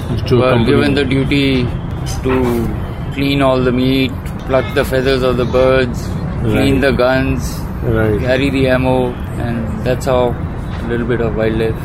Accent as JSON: {"language": "English", "town": "Pathankot", "region": "Punjab", "country": "India", "tie": "born there", "said": "I was born in Pathankot."}